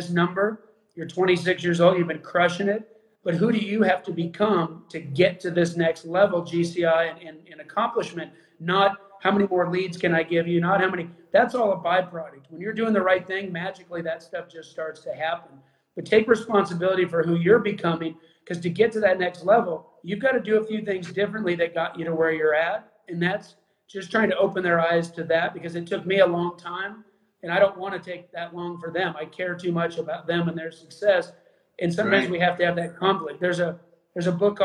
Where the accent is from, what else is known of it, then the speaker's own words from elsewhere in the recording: Arizona, United States; I grew up in Arizona